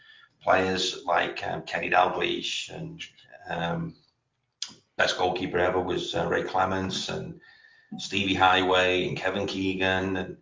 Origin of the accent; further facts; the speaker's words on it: Liverpool, North West England, United Kingdom; accent: Scouse; moved away as an adult; now in United States; Well, I grew up, I was born in Liverpool Lake, which is Toxteth, which is the kind of, the rough area of town.